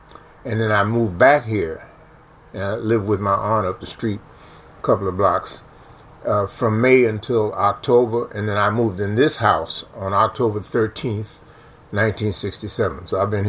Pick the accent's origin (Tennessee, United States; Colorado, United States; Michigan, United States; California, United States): Tennessee, United States; Nashville; moved away as an adult; also born or lived in Paris / Buffalo, New York; now in Washington, D.C., United States; My mother's from Washington as well. He's from South Carolina, and they met up here and had me, and I grew up in Nashville, Tennessee